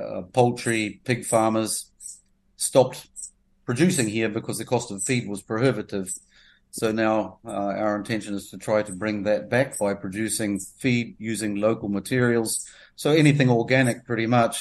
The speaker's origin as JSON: {"language": "English", "town": "Maungaturoto", "region": "Northland", "country": "New Zealand", "tie": "born or raised there", "also_born_or_lived": "Paparoa, New Zealand", "moved": "as an adult", "lives_now": "Grenada", "said": "I grew up in Maungaturoto."}